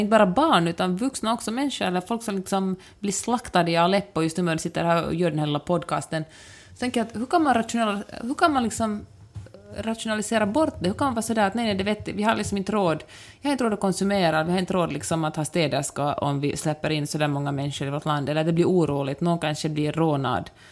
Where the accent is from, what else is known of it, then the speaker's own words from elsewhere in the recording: Helsinki, Uusimaa, Finland; jag kommer från Helsingfors